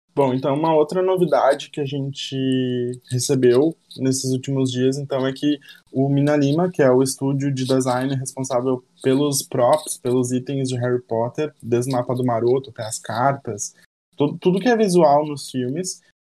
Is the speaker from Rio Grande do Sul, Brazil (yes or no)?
yes; Porto Alegre, Rio Grande do Sul, Brazil; tanto eu quanto a Jaque, quanto o João a gente é aqui de Porto Alegre